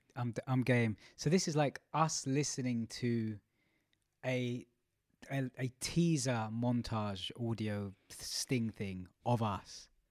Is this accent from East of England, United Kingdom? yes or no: no; London, United Kingdom; I grew up in Stratford, very multicultural.